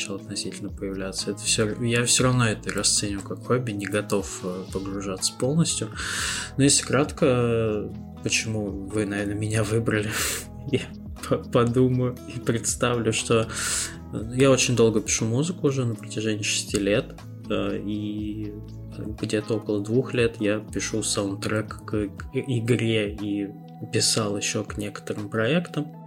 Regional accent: Moscow, Russia; Мы москвичи такие. Типичный москвич.

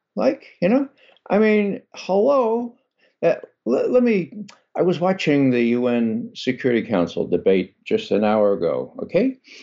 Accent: New York City, New York, United States; I grew up in the Bronx.

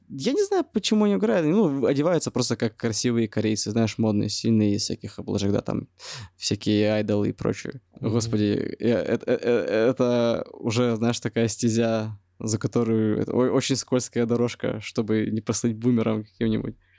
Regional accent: Russia; moved away as an adult; now in Da Nang, Vietnam; Я сказал, из России

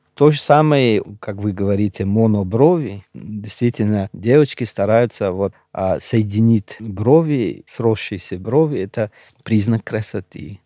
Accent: Pamir, Gorno-Badakhshan, Tajikistan; first language Shughni; Russian is a second language; now in Moscow, Russia; я родился на Памире, вырос там

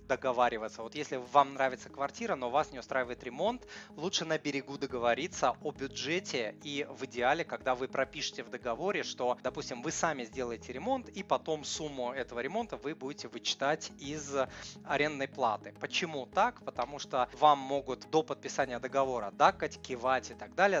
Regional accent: Saint Petersburg, Russia; я ж из Питера

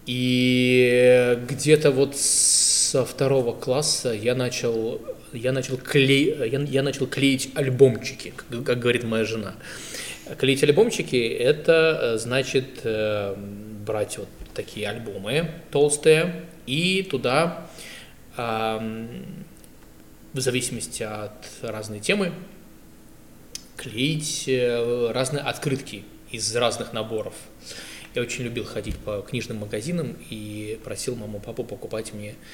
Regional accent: Saint Petersburg, Russia; я вырос на э, гражданке.

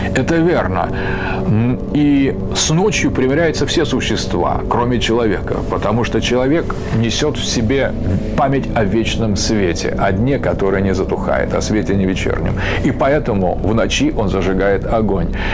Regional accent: Russia; почему же мы русские

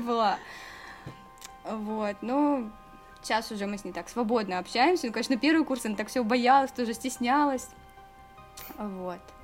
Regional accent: Bryansk, Bryansk Oblast, Russia; moved away as an adult; now in Moscow, Russia; я из Брянска, здесь недалеко от Москвы

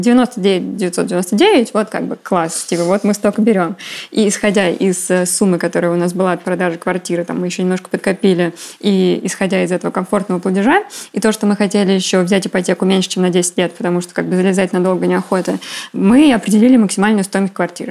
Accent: Volgograd, Volgograd Oblast, Russia; я из Волгограда

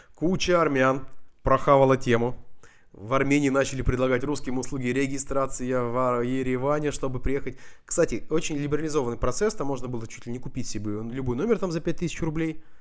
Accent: Russian Far East, Russia; moved away; also born or lived in Vladivostok; как человек, который из Дальнего Востока

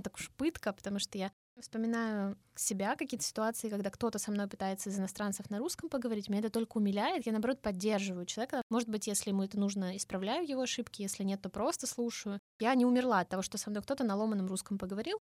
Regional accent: Russia; Я из России

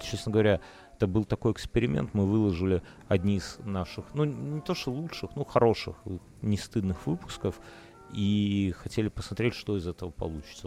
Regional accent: Belarus; я из Беларуси

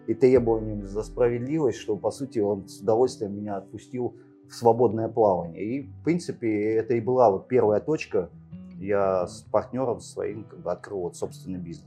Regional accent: Angren, Tashkent Region, Uzbekistan; also born or lived in Siberia; Родился в Сибири. Э, в советское время родители переехали в Узбекистан. Вот, э, юность прожил там

